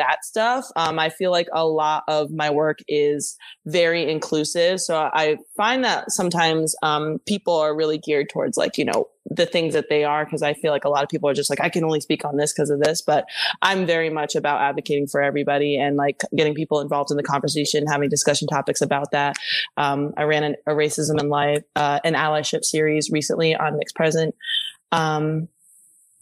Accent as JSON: {"language": "English", "region": "East Coast", "country": "United States", "moved": "yes", "lives_now": "Los Angeles, United States", "said": "I'm from the East Coast"}